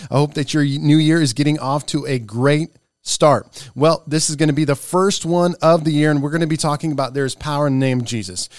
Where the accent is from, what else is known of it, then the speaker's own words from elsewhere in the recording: Nebraska, United States; moved away; My home state is Nebraska. And I was going home the last week